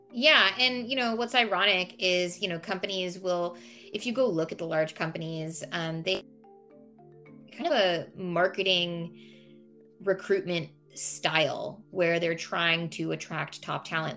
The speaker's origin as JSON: {"language": "English", "area": "Silicon Valley", "region": "California", "country": "United States", "tie": "born or raised there", "said": "I was born and raised in Silicon Valley."}